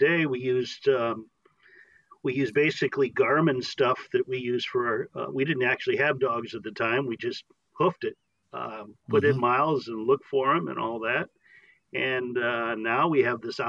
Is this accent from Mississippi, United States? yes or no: no; Northern Indiana, United States; moved away as an adult; now in Arizona, United States; I'm from Northern Indiana also, and from when I was a wee lad to 40 years old.